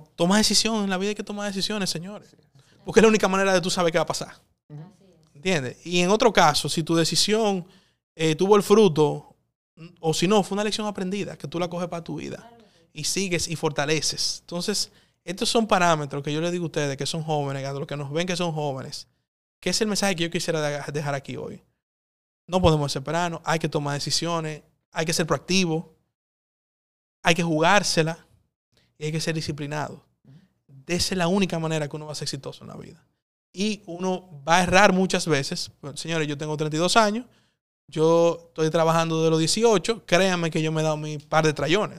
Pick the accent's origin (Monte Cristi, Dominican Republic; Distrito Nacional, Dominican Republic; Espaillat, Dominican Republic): Distrito Nacional, Dominican Republic; Santo Domingo; also born or lived in São Paulo; vuelvo a Santo Domingo, que quizá no es tan avanzado, pero es mi país, es mi ciudad.